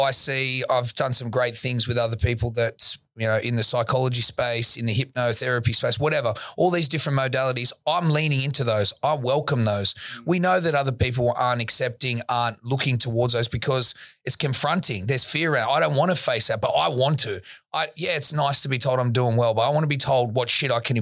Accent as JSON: {"language": "English", "town": "Sydney", "region": "New South Wales", "country": "Australia", "tie": "born or raised there", "said": "I grew up in Woolloomooloo, not when it was how it is now"}